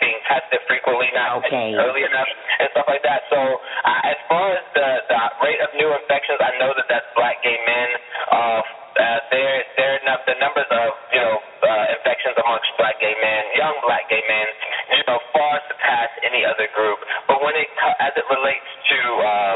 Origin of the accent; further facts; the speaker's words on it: United States; I'm an American